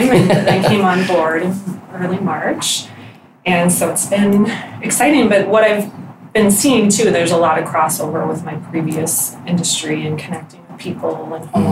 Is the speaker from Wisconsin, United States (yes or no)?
yes; River Falls, Wisconsin, United States; moved away as an adult; also born or lived in Menomonie, Wisconsin; now in Minnesota, United States; Well, I'm originally from Murrow Falls, and then I went to school just down the Road, UW Stout